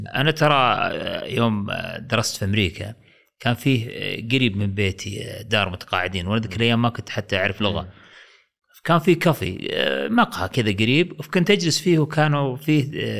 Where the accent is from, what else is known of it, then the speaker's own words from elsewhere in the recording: Saudi Arabia; also born or lived in Riyadh; عندنا في السعوديه هنا في الرياض